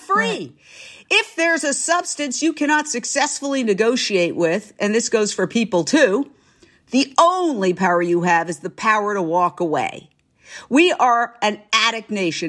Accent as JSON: {"language": "English", "region": "New York", "country": "United States", "tie": "born or raised there", "also_born_or_lived": "Fort Myers, Florida / Minneapolis / Philadelphia / Los Angeles", "moved": "as an adult", "said": "I went back to my hometown, New York"}